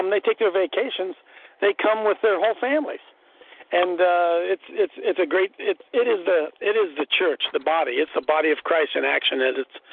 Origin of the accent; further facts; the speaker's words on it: Columbus, Ohio, United States; I'm from Columbus, Ohio